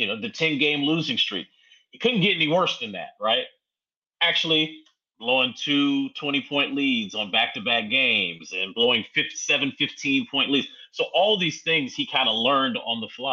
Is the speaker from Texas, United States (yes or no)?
no; Winston-Salem, North Carolina, United States; I'm from Winston-Salem